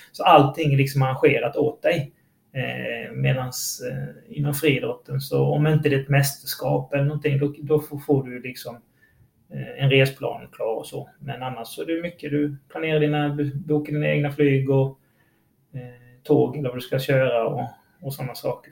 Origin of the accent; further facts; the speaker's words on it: Halmstad, Halland County, Sweden; jag är också från Halmstad